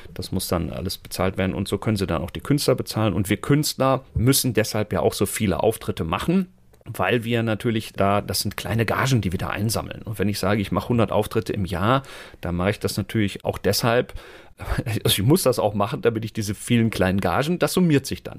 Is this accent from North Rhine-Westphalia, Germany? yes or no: yes; Münster, North Rhine-Westphalia, Germany; hier bei uns in Münster, wo ich ja lebe und herkomme